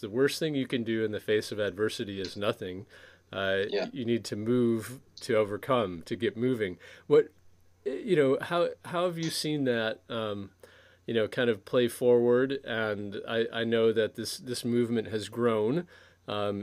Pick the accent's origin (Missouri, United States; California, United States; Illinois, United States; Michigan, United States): Michigan, United States; I'm from Michigan, just over the border from Ontario